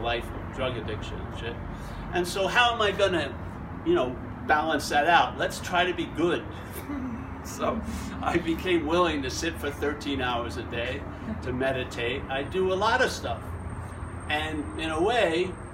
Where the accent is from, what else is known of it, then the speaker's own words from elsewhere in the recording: Long Island, New York, United States; I'm from Long Island, New York